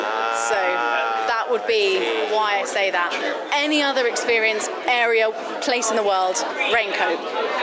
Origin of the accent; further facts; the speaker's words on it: St Albans, East of England, United Kingdom; also born or lived in Mile End, London; now in London, United Kingdom; I'm from St Albans, actually. It's just north of London, but I live out in Mile End.